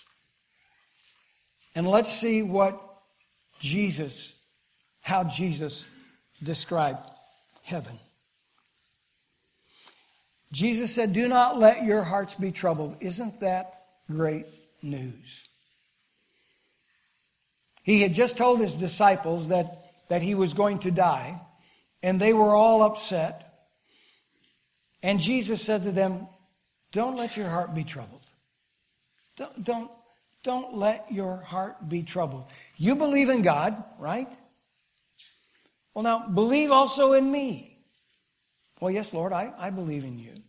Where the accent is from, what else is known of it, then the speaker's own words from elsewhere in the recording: Kiamichi Mountains, southeast Oklahoma, United States; Growing up in the Kamishis, little kid down in southeast Oklahoma